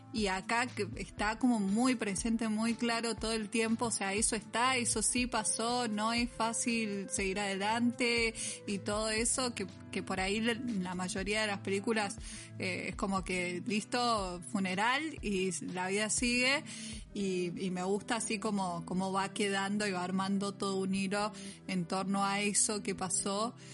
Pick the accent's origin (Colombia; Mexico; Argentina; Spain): Argentina; Mendoza; somos de Mendoza y acá estamos flexibilizando la cuarentena